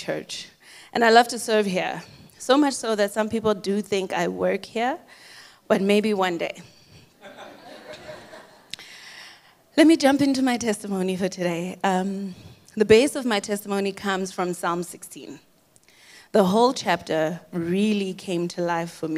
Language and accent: English; Boston, Massachusetts, United States; moved away; also born or lived in Zimbabwe; I was born in Zimbabwe and raised in the United States in Boston, Massachusetts. I'm a Boston girl